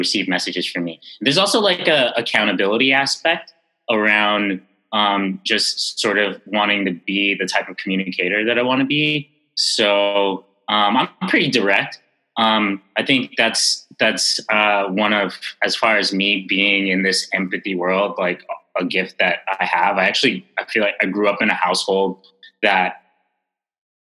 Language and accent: English; New York City, New York, United States; growing up in Bed-Stuy in the 80s and 90s